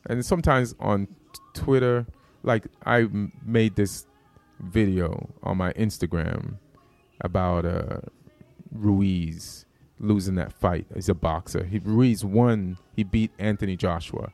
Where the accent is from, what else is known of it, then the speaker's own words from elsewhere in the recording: Jamaica; moved away; also born or lived in New York; I'm from Jamaica, so that material was about me being Jamaican